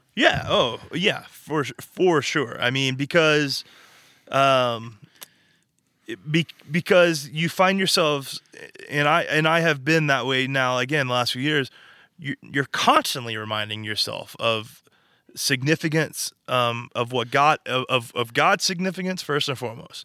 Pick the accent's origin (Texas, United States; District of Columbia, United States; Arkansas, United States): Arkansas, United States; moved away as an adult; now in California, United States; we're from Arkansas